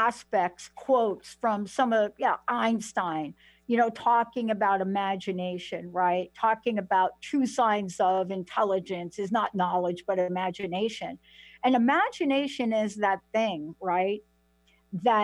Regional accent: New York, United States; I'm from New York

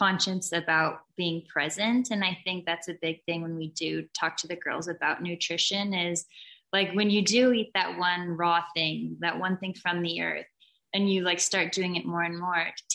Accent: Missouri, United States; we grew up in Missouri

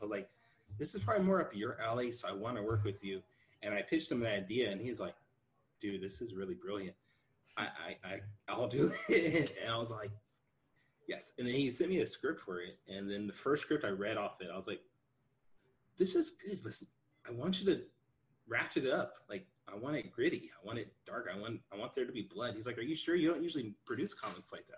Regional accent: California, United States; I'm from California. I've been here my entire life

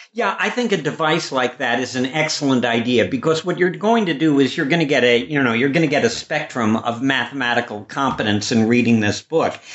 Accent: Chicago, Illinois, United States; I grew up in Chicago

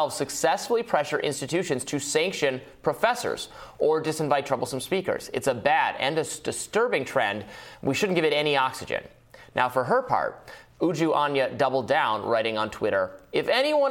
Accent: United States; I'm an American.

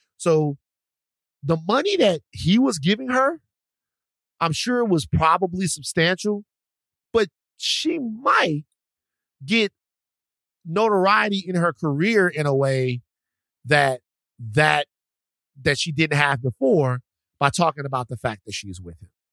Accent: Baton Rouge, Louisiana, United States; moved away; I'm from Baton Rouge

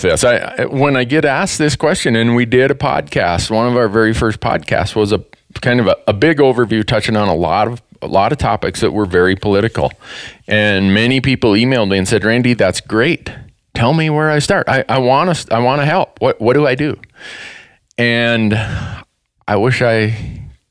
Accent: Big Falls, Minnesota, United States; accent: Minnesota; now in Montana, United States; Growing up in northern Minnesota, where I did, in a little town called Big Falls

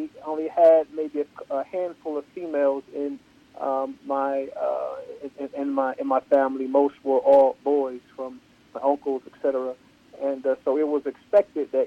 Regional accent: Columbus, Ohio, United States; I grew up on the south side of Columbus, went to all of the neighborhood schools

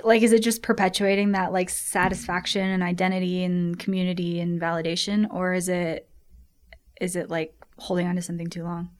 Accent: Colorado, United States; I was born here in Colorado, grew up doing a lot of skiing and mountain biking

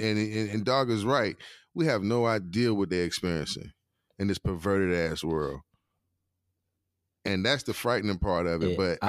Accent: Durham, North Carolina, United States; In Durham, right here at the crib, Durham, North Carolina.

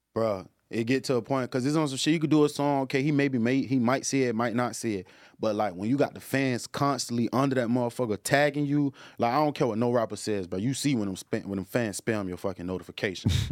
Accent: Jacksonville, Florida, United States; I'm from Jacksonville

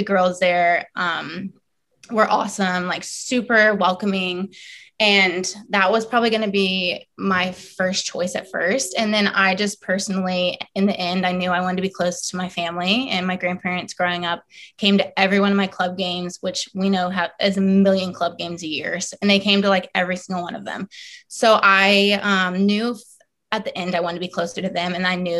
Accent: Florida, United States; also born or lived in South Carolina / Seattle; I was born in South Carolina and lived there only for 2 years and then moved to Florida when I was two and have lived there ever since.

